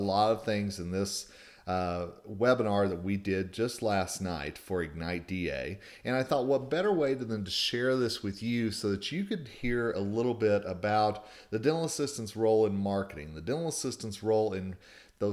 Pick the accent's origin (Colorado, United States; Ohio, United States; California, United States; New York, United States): Colorado, United States; my home state of Colorado